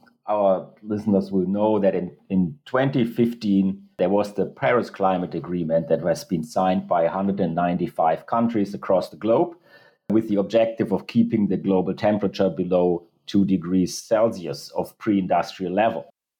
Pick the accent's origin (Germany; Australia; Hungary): Germany; in Europe, where I'm coming from Germany